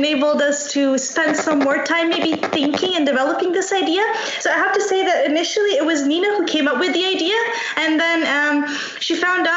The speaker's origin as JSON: {"language": "English", "town": "Bitola", "country": "North Macedonia", "moved": "as an adult", "lives_now": "Wrocław, Poland", "said": "I also come from Macedonia, but from another town, from Bitola."}